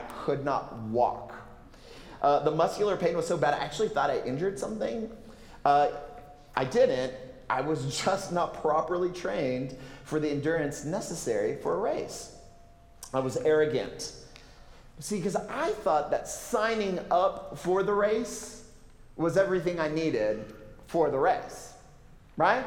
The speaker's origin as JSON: {"language": "English", "region": "Texas", "country": "United States", "said": "I'm from Texas"}